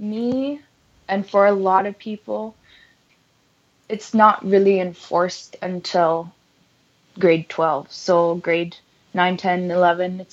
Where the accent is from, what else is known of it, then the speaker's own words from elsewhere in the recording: Baker Lake, Nunavut, Canada; moved away as an adult; now in Peterborough, Canada; you're just growing up in Nunavut